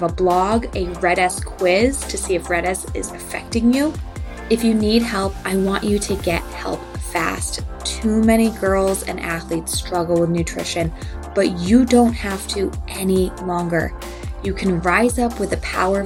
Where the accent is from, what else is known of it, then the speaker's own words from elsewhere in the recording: Massachusetts, United States; moved away; I grew up in Massachusetts, so I got to watch Boston many, many years. I don't live there now though